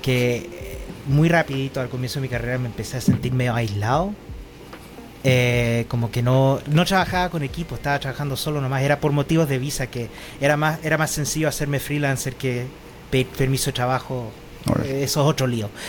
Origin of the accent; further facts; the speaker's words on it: Chile; now in Austria; yo originalmente soy chileno, pero vivo 23 años aquí viviendo en Austria